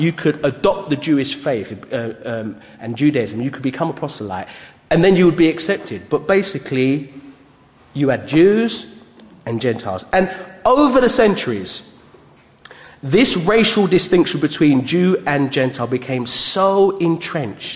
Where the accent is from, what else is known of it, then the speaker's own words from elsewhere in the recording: United Kingdom; being born in Britain. I'm proud of being British, but having a Jamaican heritage